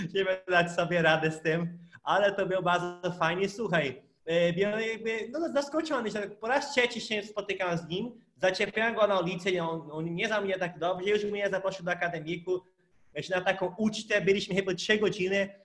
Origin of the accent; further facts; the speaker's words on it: Brazil; now in Poland; Ja pochodzę z Brazylii